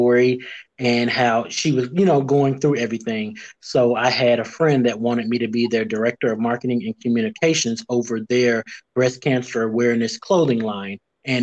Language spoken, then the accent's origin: English; Gary, Indiana, United States; now in Nashville, United States; I am originally from Gary, Indiana, born and raised currently in Nashville, Tennessee